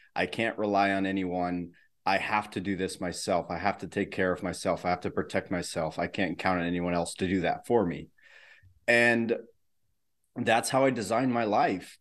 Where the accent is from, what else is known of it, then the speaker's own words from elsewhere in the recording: Netherlands; I grew up in the Netherlands.